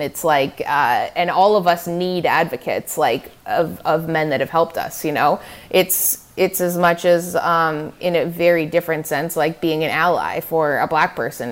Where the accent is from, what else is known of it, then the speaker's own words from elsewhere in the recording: Canada; also born or lived in Manhattan, New York; now in New York, United States; as a Canadian in the States